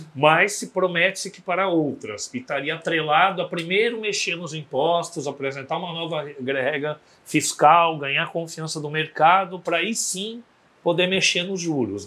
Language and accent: Portuguese; Santos, São Paulo, Brazil; Se eu lembrar da minha adolescência, você tinha em Santos, Banho da Doroteia, você tinha grandes blocos da, na praia